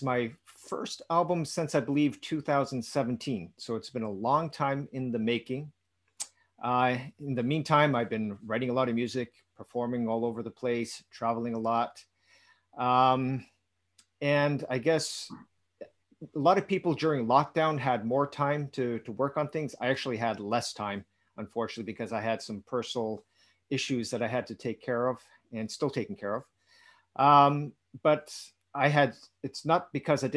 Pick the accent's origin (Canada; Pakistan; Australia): Canada; also born or lived in Dominican Republic; I was born in Canada